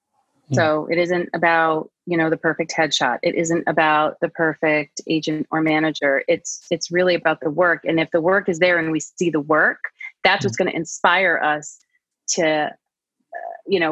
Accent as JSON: {"language": "English", "region": "Massachusetts", "country": "United States", "moved": "as an adult", "lives_now": "Los Angeles, United States", "said": "I'm from Massachusetts"}